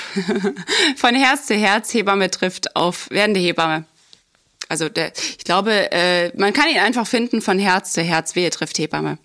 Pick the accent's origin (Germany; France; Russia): Germany; near Dresden, Saxony; moved away; komme ich ja ursprünglich aus dem Osten, ähm, aus der Nähe aus Dresden.